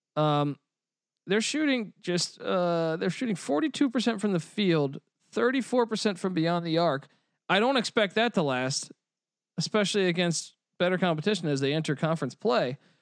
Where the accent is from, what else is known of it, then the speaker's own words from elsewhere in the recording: Washington, District of Columbia, United States; moved away; I was born in Washington, D C